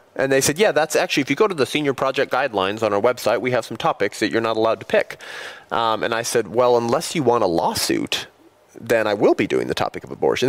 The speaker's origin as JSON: {"language": "English", "town": "Whittier", "region": "California", "country": "United States", "tie": "born or raised there", "said": "I grew up in Whittier."}